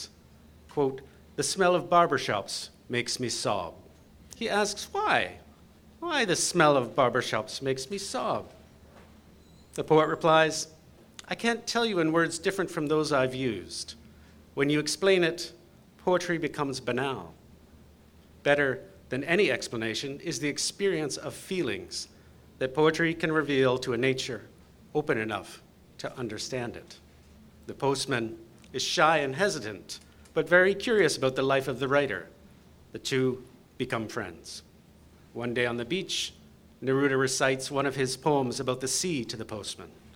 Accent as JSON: {"language": "English", "town": "London", "region": "Ontario", "country": "Canada", "tie": "born or raised there", "said": "I grew up in London, Ontario."}